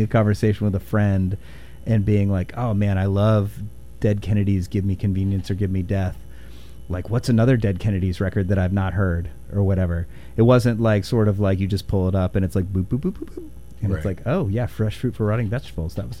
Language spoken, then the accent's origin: English; Indiana, United States; moved away as an adult; also born or lived in Olympia, Washington; now in Pacific Northwest, United States; my love of hair metal growing up in Indiana